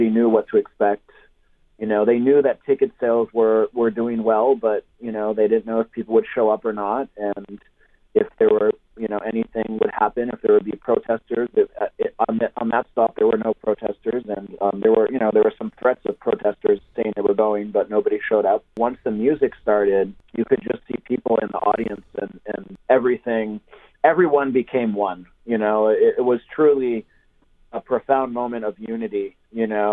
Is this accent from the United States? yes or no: no; Brazil; moved away; I'm half Brazilian. I grew up in Brazil